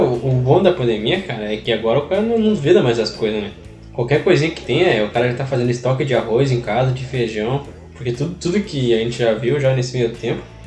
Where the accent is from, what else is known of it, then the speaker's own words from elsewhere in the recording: South Region, Brazil; eu sou do Sul e com muito orgulho